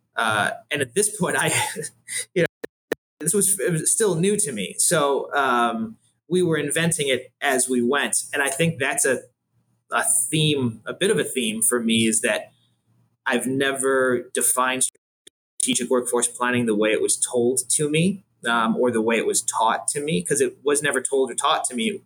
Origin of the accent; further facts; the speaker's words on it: Buffalo, New York, United States; moved away as an adult; also born or lived in Washington, D.C.; now in Cleveland, United States; I grew up in Buffalo, New York.